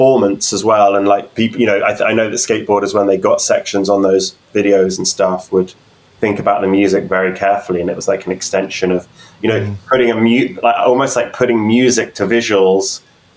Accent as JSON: {"language": "English", "area": "New Forest", "region": "South East England", "country": "United Kingdom", "tie": "born or raised there", "moved": "as an adult", "lives_now": "London, United Kingdom", "said": "I grew up in the New Forest"}